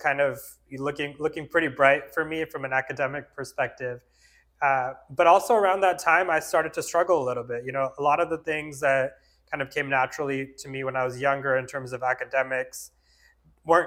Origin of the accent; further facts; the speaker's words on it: Fremont, California, United States; also born or lived in India; I grew up actually here in the Bay Area in Fremont. My family immigrated from India when I was 1 year old.